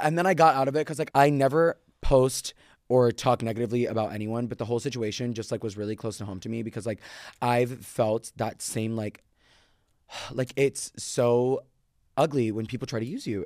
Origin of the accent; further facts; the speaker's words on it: Florida, United States; I'm from Florida